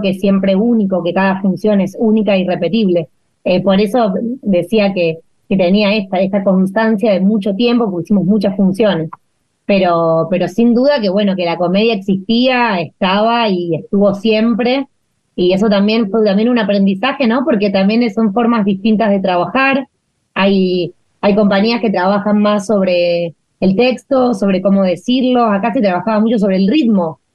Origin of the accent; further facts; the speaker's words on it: Leones, Córdoba, Argentina; moved away; Yo nací en Leones, en Córdoba. Es un pueblo chiquitito del sudeste de Córdoba.